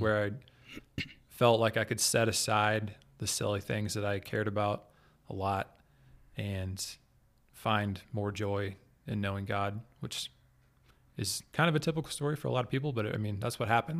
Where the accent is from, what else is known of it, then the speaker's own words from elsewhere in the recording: Kansas City, Kansas, United States; I'm from the Kansas City area. Kansas City is on Kansas. There's Kansas City, Kansas, and Kansas City, Missouri. I grew up on the metro, on the Kansas side